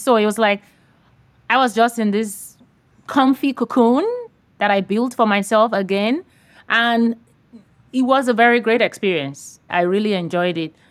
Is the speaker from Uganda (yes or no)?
no; Nigeria; now in San Diego, United States; I grew up in Nigeria, West Africa